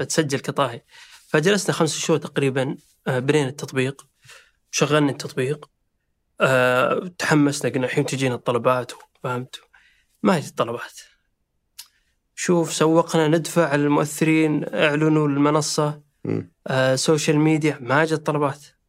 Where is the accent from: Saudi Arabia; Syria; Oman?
Saudi Arabia; احنا شباب سعودي